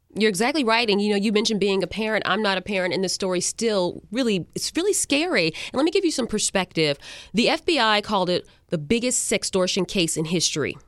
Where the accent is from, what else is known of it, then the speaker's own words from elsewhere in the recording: Carolina, United States; now in Florida, United States; I grew up in Carolina